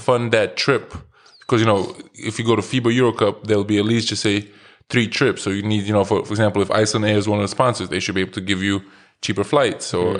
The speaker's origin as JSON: {"language": "English", "town": "New York City", "region": "New York", "country": "United States", "tie": "born or raised there", "said": "growing up in New York"}